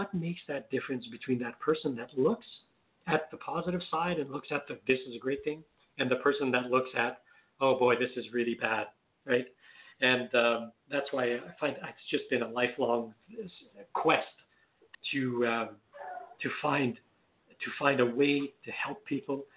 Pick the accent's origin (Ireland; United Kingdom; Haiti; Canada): Canada; accent: French Canadian; I'm French Canadian. You might be able to tell from my little bit of an accent. So I'm French Canadian